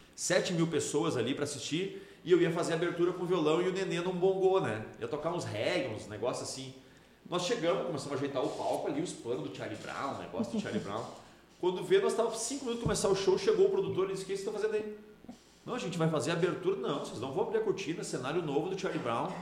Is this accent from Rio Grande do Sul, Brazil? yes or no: yes; Novo Hamburgo, Rio Grande do Sul, Brazil; eu sou de Novo Hamburgo